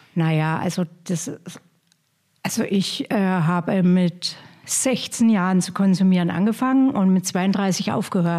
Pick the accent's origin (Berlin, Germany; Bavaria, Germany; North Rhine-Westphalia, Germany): Bavaria, Germany; Hof; now in Potsdam, Germany; ich komme ja aus Hof